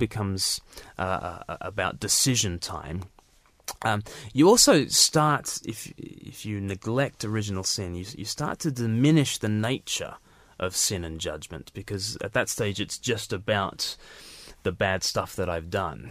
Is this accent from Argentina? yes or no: no; Australia; I was born, in Australia, far from the mother country.